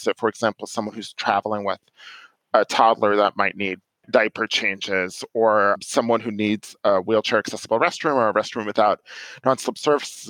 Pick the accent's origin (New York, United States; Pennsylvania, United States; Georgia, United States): New York, United States; moved away as an adult; now in Silver Spring, United States; I'm originally from New York and I lived in New York for a while after finishing college